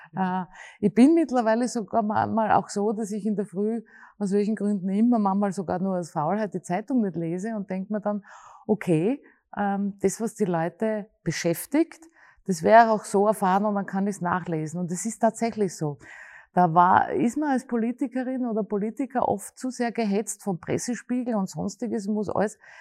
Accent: Graz, Styria, Austria; Und ich bin in der Stadt aufgewachsen und ich bin auch ein Stadtmensch

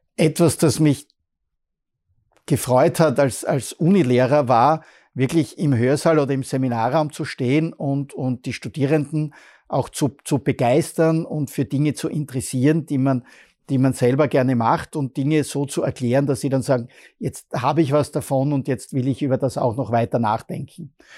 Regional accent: Bruck an der Mur, Styria, Austria; now in Graz, Austria; ich komme aus Bruck an der Mur

